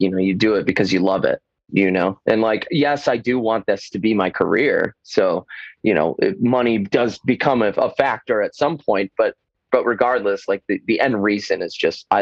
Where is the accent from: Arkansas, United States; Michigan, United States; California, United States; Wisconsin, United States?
Michigan, United States; now in Florida, United States; I played the drums growing up in Michigan. And when I moved to Florida